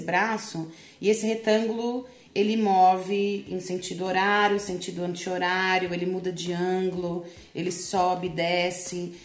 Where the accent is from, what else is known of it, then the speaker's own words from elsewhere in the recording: Brazil; eu sou brasileira